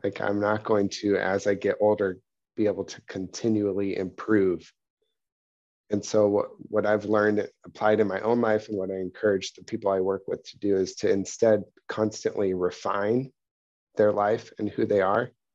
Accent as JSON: {"language": "English", "region": "Pacific Northwest", "country": "United States", "tie": "born or raised there", "said": "I grew up in the Pacific Northwest where there's, like, old growth redwoods all over the place"}